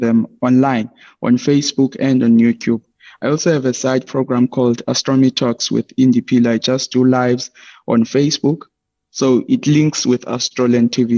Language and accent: English; Hermanus, Western Cape, South Africa; from Armanas in the township of Swelihle, in the small township of Swelihle.